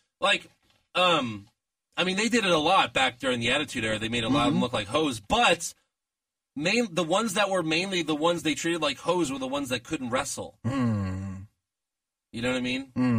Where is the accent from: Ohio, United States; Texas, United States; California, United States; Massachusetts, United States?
Texas, United States; Fort Bend County; I'm from Fort Bend.